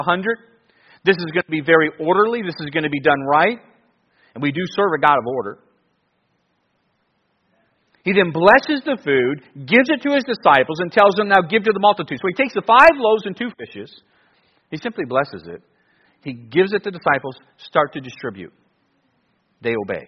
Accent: Cleveland, Ohio, United States; growing up in Cleveland, I would go to the Browns and Cavs and Indians.

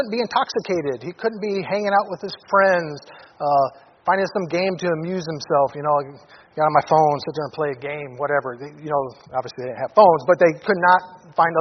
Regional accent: Detroit, Michigan, United States; now in Anchorage, United States; I came from Detroit, inner city Detroit, from a dysfunctional family, alcoholic father

